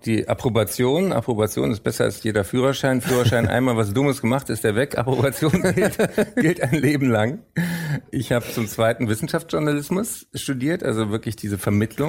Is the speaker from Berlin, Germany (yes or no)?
yes; Berlin, Germany; also born or lived in Frankfurt / London; ich bin in Frankfurt nur geboren. Ich bin da rechtzeitig vor dem Spracherwerb weg, sage ich immer gerne. ich ähm, dann in Berlin auch aufgewachsen bin und bis heute lebe.